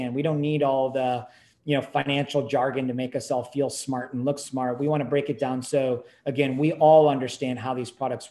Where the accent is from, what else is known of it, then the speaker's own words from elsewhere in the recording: Silicon Valley, California, United States; I grew up in Silicon Valley